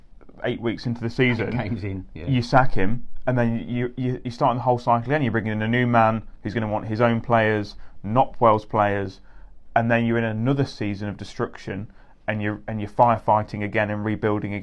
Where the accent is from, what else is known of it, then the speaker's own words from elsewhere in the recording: England, United Kingdom; as English fans